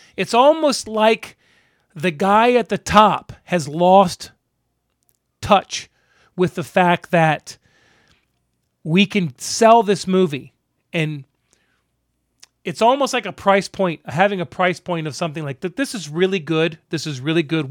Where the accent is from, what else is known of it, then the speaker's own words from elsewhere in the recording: Tampa, Florida, United States; Growing up in Tampa